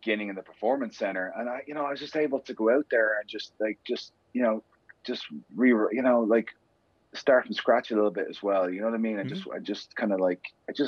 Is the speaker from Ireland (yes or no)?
yes; Dublin, Leinster, Ireland; I grew up in inner city Dublin. I grew up in Cabra.